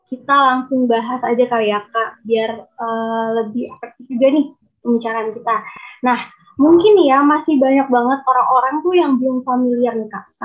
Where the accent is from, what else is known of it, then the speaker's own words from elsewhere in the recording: Palembang, South Sumatra, Indonesia; now in Siau Tagulandang Biaro, Indonesia; um, asal kotanya sih dari Palembang.